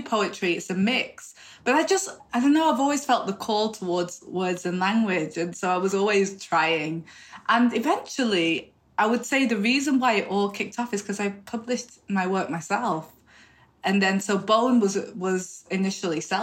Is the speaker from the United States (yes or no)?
no; the north of England, United Kingdom; now in London, United Kingdom; I'm not from London, as you can hear, I'm from the north.